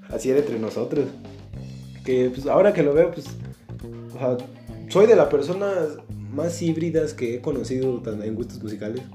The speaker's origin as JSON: {"language": "Spanish", "country": "Mexico", "said": "No soy buen mexicano"}